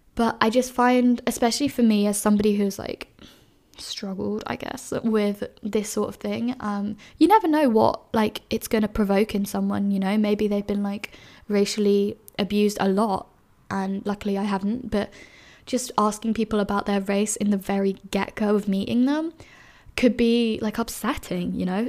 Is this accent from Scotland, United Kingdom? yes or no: no; London, United Kingdom; moved away as an adult; now in Edinburgh, United Kingdom; I grew up in London, which is one of the most diverse cities in the world